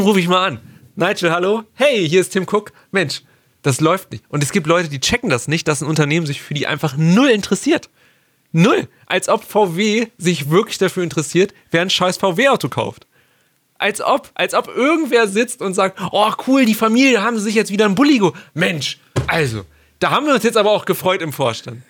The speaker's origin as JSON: {"language": "German", "area": "between Hanover and Braunschweig", "region": "Lower Saxony", "country": "Germany", "said": "wir kommen aus dem Norden. Wir sind beide, wir sind beide irgendwo zwischen Hannover und Braunschweig angesiedelt"}